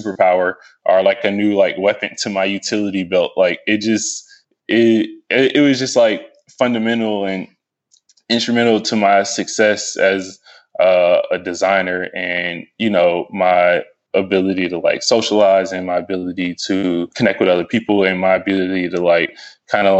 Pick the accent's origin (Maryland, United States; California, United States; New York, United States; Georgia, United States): Georgia, United States; Stone Mountain; also born or lived in Lithonia, Georgia / Snellville, Georgia / Atlanta, Georgia; I was born and raised in Stone Mountain